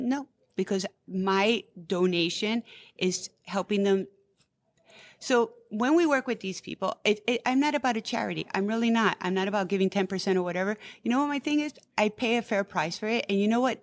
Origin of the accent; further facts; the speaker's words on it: New York City, New York, United States; I was born and raised in New York City. My parents came in the fifties